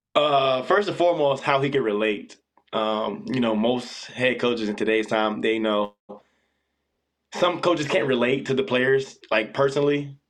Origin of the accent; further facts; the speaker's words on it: Orlando, Florida, United States; also born or lived in Pullman, Washington; now in Tempe, United States; originally I'm from Orlando, Florida